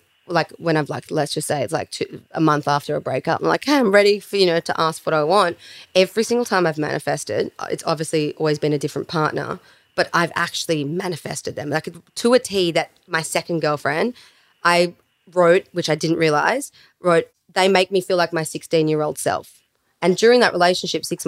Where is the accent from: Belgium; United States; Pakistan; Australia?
Australia; Melbourne, Victoria; now in Sydney, Australia; I come from Melbourne